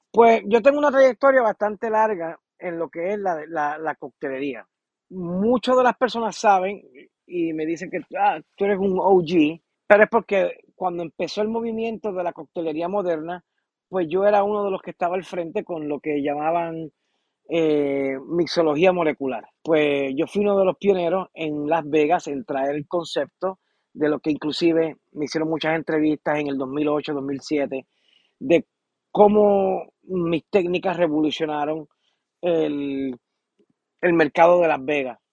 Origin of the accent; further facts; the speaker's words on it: Puerto Rico; moved away as an adult; also born or lived in San Juan; now in United States; Empecé en Puerto Rico y me fui desarrollando